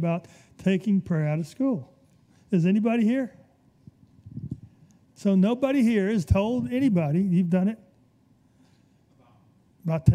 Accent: Birmingham, Alabama, United States; I was raised in Birmingham

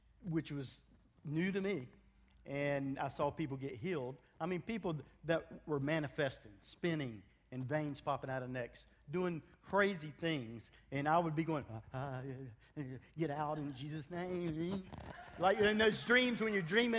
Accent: United States; moved away; also born or lived in Africa; I am African American

